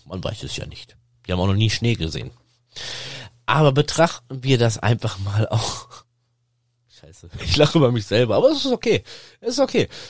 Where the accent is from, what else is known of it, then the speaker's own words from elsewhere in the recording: Sauerland, North Rhine-Westphalia, Germany; über das Sauerland, über meine Heimat